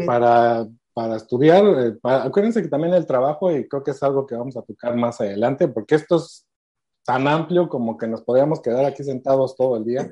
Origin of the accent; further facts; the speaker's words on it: Mexico; moved away as an adult; now in Canada; tengo 14 años viviendo aquí, soy originario de México.